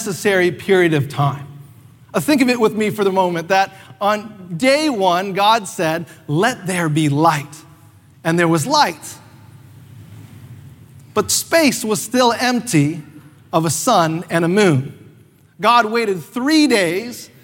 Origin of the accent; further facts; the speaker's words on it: North Carolina, United States; now in Canada; I grew up not in Canada, even though I'm Canadian, but I grew up most of my life in North Carolina